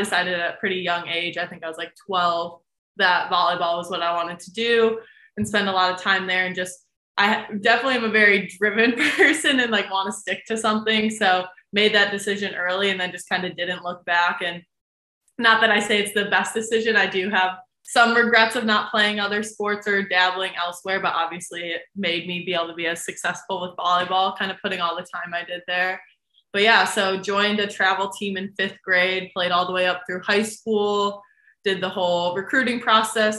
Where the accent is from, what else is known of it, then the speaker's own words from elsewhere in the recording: United States; my hometown is 45 minutes from Notre Dame